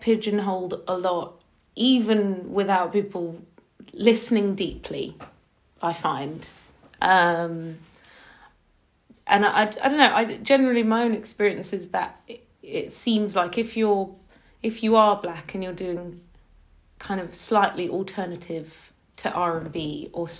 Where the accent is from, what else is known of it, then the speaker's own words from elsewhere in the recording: London, United Kingdom; I'm from South London